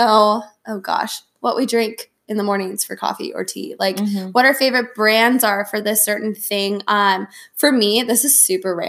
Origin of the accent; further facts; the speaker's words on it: Portland, Oregon, United States; I'm from Portland, Oregon